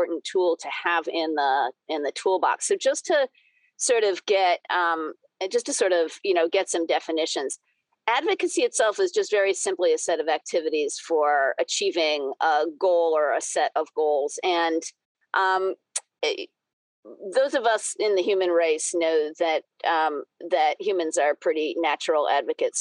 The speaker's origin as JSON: {"language": "English", "region": "New England", "country": "United States", "tie": "born or raised there", "also_born_or_lived": "Boston, Massachusetts", "said": "I grew up in New England, spent a bunch of time bouncing around the country, then found my way back to suburban Boston about 20 years ago now"}